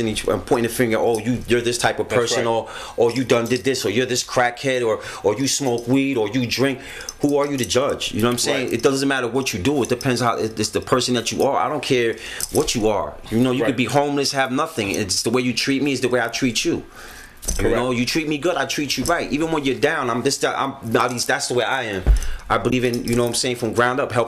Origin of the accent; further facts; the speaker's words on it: New York City, New York, United States; I'm from the Bronx